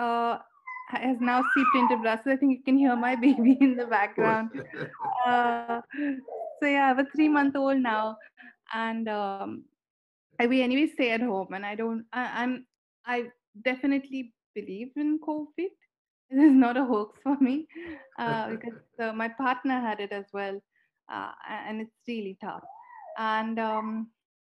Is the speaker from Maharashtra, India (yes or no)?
yes; Pune, Maharashtra, India; based in Pune, which is my hometown